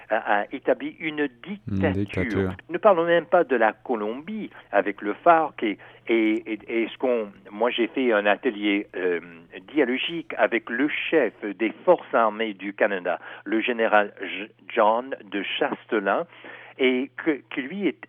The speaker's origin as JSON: {"language": "French", "country": "United States", "said": "en tant qu'Américain avec le Silicon Valley"}